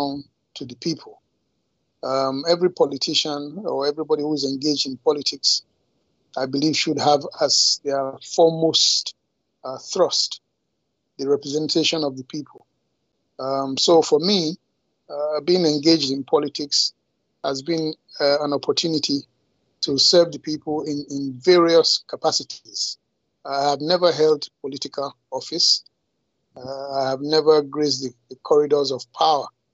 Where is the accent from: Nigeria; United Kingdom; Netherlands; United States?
Nigeria; Uromi, Edo; I come from Amedosha in Uromi, Edo State.